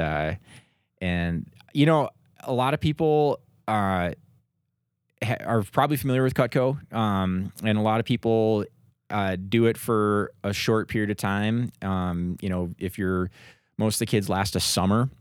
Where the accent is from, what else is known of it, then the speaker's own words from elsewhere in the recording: Minnesota, United States; moved away as an adult; now in Denver, United States; I grew up in Minnesota